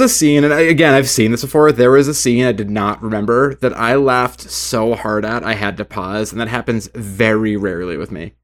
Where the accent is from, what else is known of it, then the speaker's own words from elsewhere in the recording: United States; I am American